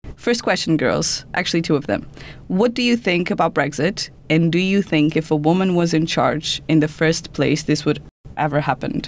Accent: Portugal; now in United Kingdom; I'm, I'm from Portugal

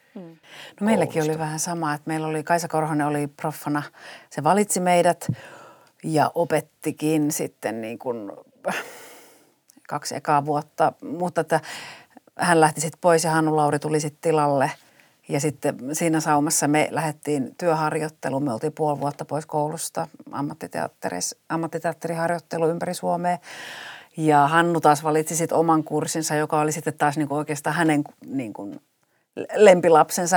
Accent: Kuopio, North Savo, Finland; moved away as an adult; also born or lived in Oulu; now in Turku, Finland; mä oon Kuopiosta kotoisin, me oltiin siellä viisi ensimmäistä elinvuotta, niin sitten me muutettiin sen työn perässä Ouluun. Ja tota, no sitten muutettiin takaisin Kuopioon

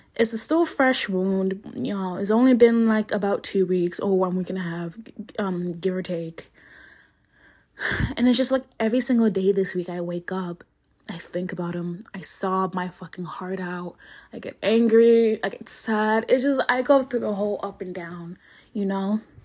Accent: Philadelphia, Pennsylvania, United States; I'm from Philly. I'm just gonna say I'm I'm from Philly because I'm only like two minutes away from West Philadelphia.

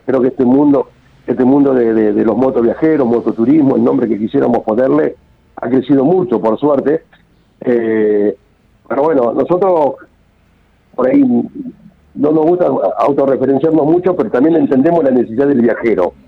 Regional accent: Olavarría, Buenos Aires Province, Argentina; nosotros somos oriundos de Olavarría, en la provincia de Buenos Aires

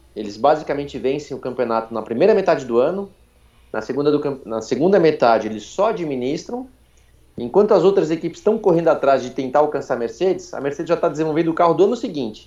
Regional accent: São Paulo, Brazil; Meu pai tinha uma gráfica na, na Moca, onde eu nasci, de onde, de onde eu venho

